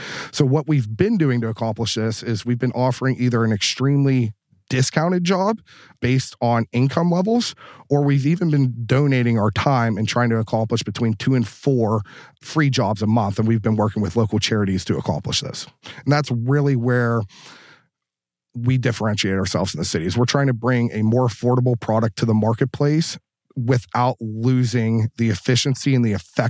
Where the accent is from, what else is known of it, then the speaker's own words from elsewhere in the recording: Pittsburgh, Pennsylvania, United States; I grew up dirt poor. I grew up on Pittsburgh's north side. I grew up with nothing.